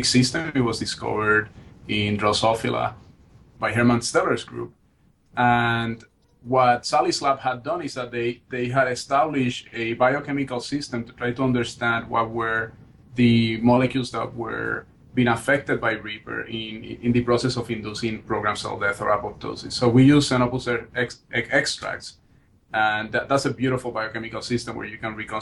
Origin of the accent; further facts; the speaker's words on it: Barranquitas, Puerto Rico; also born or lived in San Juan, Puerto Rico; now in New Haven, United States; So I was born and raised in Puerto Rico. That's where I grew up. I grew up in a small town in the middle of the island called Barranquitas.